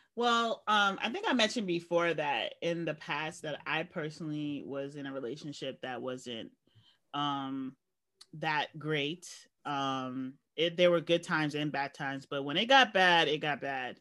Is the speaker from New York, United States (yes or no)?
yes; New York, United States; I've grew up in a large city, and I never felt like, even though I'm a New Yorker